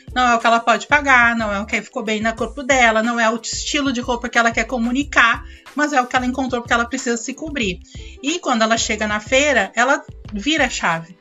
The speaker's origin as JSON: {"language": "Portuguese", "town": "Porto Alegre", "region": "Rio Grande do Sul", "country": "Brazil", "said": "Eu sou gaúcha, sou de Porto Alegre"}